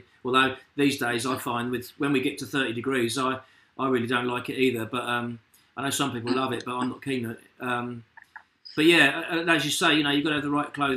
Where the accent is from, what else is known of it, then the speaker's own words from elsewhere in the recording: Rochford, East of England, United Kingdom; I grew up in Rochford